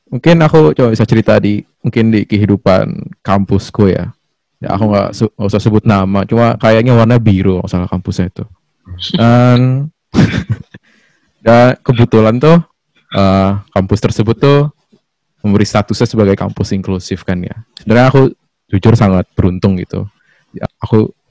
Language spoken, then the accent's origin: Indonesian; Bekasi, West Java, Indonesia; asal Bekasi kak Yuli